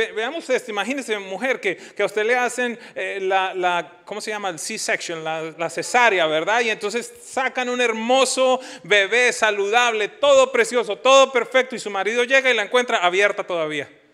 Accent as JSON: {"language": "Spanish", "country": "Colombia", "moved": "as an adult", "said": "Yo salí en el año 2000 de Colombia y si somos honestos, más que buscando una esperanza, salíamos huyendo de la violencia"}